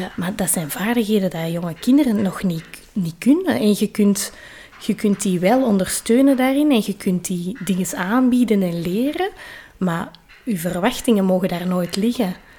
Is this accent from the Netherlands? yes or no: no; Kalmthout, Flanders, Belgium; bij ons in Kalmthout